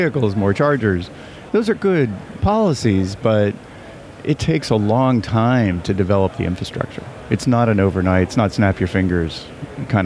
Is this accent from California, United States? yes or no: yes; California, United States; I'm from California